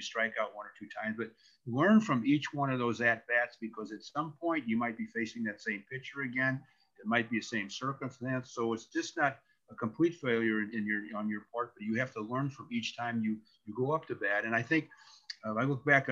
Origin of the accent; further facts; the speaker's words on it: St. Louis, Missouri, United States; growing up in St. Louis, where I in the Midwest